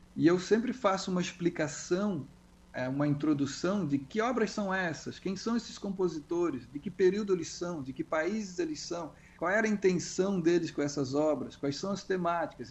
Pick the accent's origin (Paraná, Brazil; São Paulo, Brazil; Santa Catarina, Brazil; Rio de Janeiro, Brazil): Santa Catarina, Brazil; Florianópolis; eu sou de Florianópolis